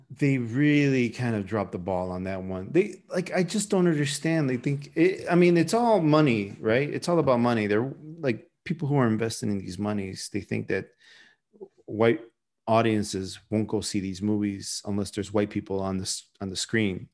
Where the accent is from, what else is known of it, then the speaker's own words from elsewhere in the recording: United States; I'm an American